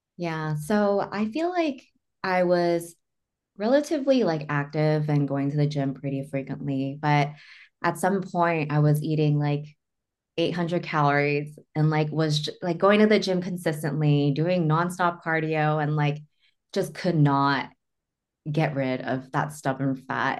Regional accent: Northridge, California, United States; I am from Northridge

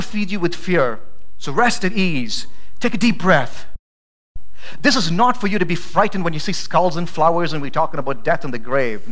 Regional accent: India; also born or lived in Idaho; now in Boise, United States; I'm not from America. I'm from India.

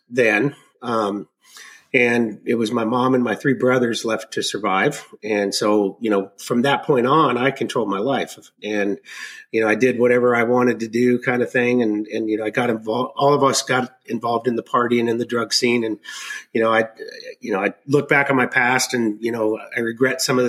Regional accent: Arkansas, United States; I was born in Arkansas

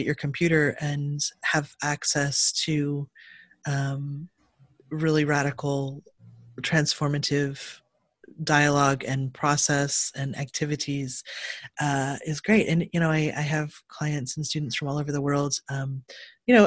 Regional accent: Cleveland, Ohio, United States; now in California, United States; I'm from Cleveland, Ohio, and grew up in the 80s in the punk scene there

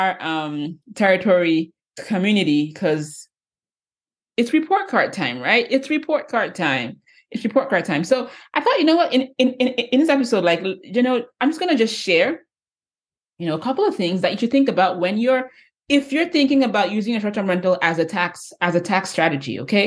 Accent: Nigeria; moved away; growing up back in Nigeria, I grew up in Nigeria

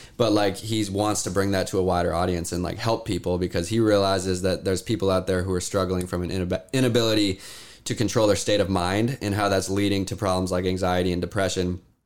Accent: Issaquah, Washington, United States; we're in Washington and this is where I grew up. I grew up in Issaquah

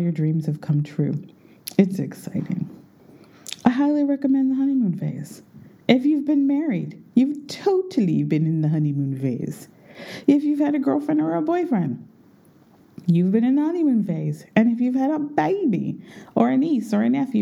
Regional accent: United States; moved away; I'm an American.

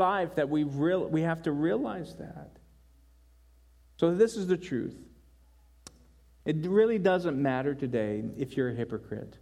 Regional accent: Denver, Colorado, United States; moved away; also born or lived in Carolina; I was born in Denver and I lived in Carolina

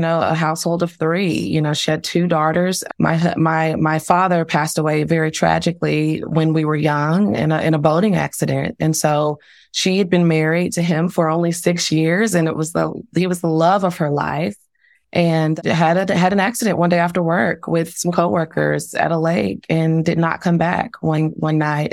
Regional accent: Dallas, Texas, United States; now in Tulsa, United States; I was born and raised ten minutes, you know, north of downtown Dallas

